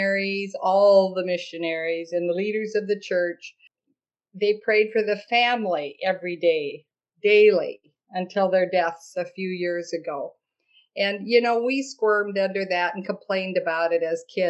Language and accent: English; Minnesota, United States; moved away as an adult; also born or lived in Chicago / McMinnville; I transferred to my home state, Minnesota